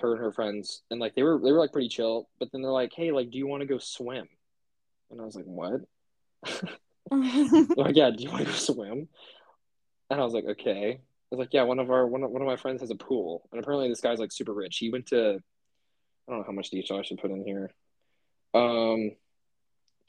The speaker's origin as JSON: {"language": "English", "region": "Kansas", "country": "United States", "said": "I'm from Kansas"}